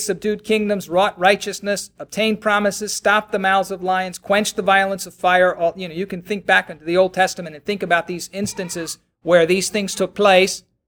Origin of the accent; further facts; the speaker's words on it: Baltimore, Maryland, United States; I'm from Baltimore